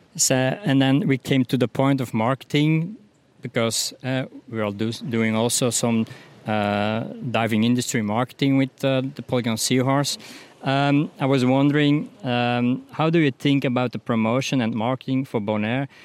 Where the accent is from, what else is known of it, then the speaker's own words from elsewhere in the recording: Belgium; I'm from Belgium